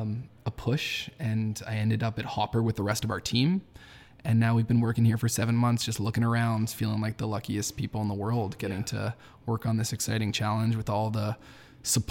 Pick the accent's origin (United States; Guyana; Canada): Canada; Toronto, Ontario; born and raised in Toronto